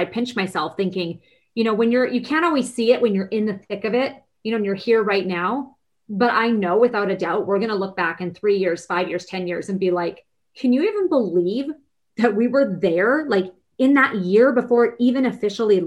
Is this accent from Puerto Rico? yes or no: no; Vancouver, British Columbia, Canada; Now, I'm Canadian. I'm from Vancouver, BC